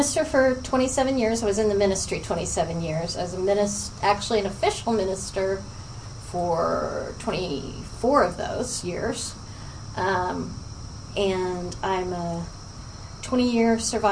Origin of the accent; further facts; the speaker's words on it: Oklahoma, United States; born and raised in Oklahoma